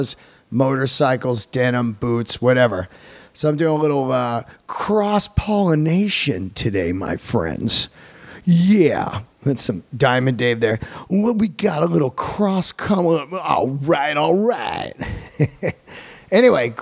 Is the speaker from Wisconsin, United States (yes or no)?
no; Bay Area, California, United States; I grew up in the Bay Area